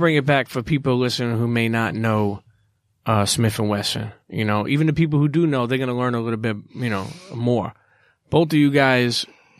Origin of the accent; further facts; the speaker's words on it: New York City, New York, United States; also born or lived in Bensonhurst, Brooklyn; I grew up in Coney Island.